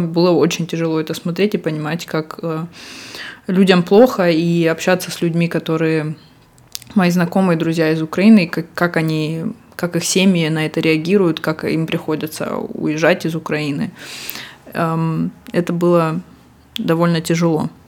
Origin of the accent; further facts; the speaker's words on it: Russia; now in Barcelona, Spain; мы оба из России